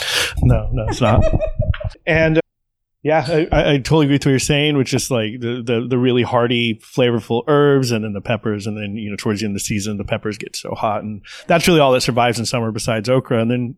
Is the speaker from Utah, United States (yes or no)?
no; McAllen, Texas, United States; now in Austin, United States; I was born in McAllen, so it's cool. I get to go home.